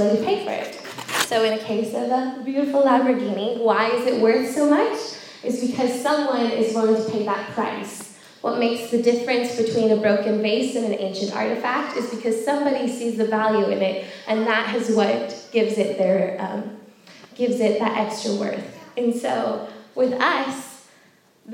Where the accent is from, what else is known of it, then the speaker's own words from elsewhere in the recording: California, United States; moved away as an adult; now in York, United Kingdom; I am American. I'm from California